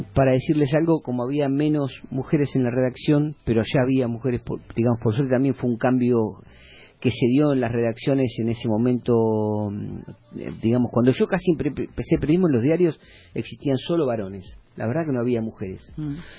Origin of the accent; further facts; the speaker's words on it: Mar del Plata, Buenos Aires Province, Argentina; haber conocido mucho la ciudad porque era mi ciudad, yo soy de Mar